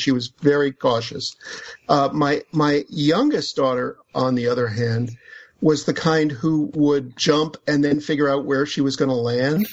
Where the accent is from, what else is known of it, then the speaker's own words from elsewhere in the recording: United States; as an American